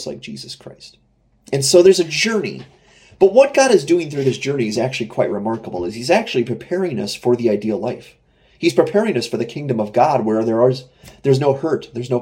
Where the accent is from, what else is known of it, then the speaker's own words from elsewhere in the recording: United States; I'm an American